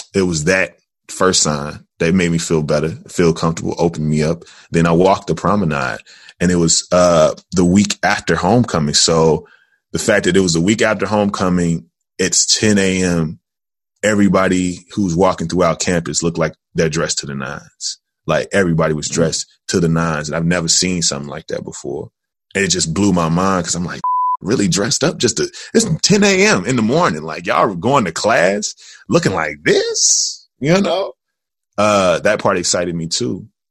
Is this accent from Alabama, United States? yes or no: no; Jackson, Tennessee, United States; now in Chicago, United States; I am originally from Jackson, Tennessee